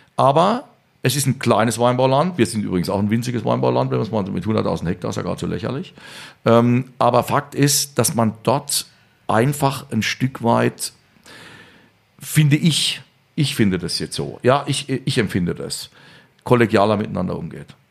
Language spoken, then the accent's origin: German; Rhineland-Palatinate, Germany; also born or lived in Vienna, Austria; im Schatten des Hamburger, Hamburger Schlosses geboren ist als Pfälzer